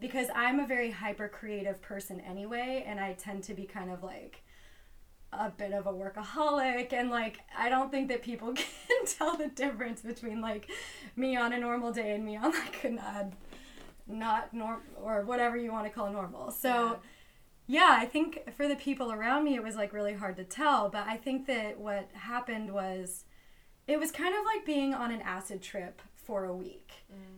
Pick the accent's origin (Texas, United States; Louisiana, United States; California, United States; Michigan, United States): California, United States; Los Angeles; I am from Los Angeles